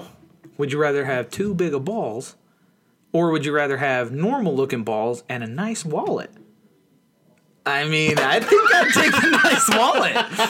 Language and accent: English; United States; I'm an American